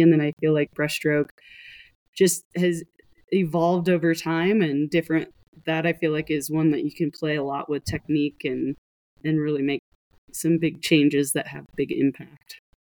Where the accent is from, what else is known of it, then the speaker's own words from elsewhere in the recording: Montana, United States; I grew up in Montana, which is not the swimming metropolis of the world